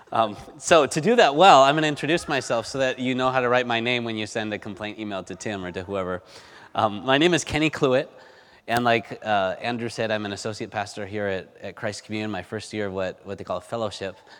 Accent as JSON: {"language": "English", "country": "Spain", "tie": "born or raised there", "moved": "yes", "said": "growing up in Spain"}